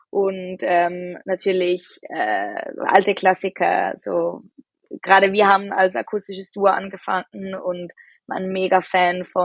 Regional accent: Zurich, Switzerland; Ähm, wir sind aus Zürich.

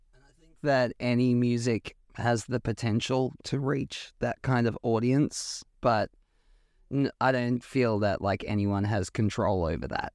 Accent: Australia; growing up in Australia

